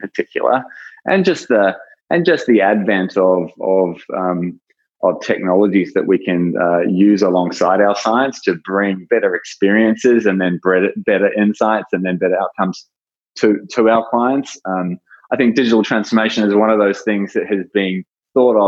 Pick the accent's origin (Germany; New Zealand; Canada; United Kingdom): New Zealand; also born or lived in Australia; now in San Francisco Bay Area, United States; I was born in New Zealand, worked in Australia, now living in the San Francisco Bay Area.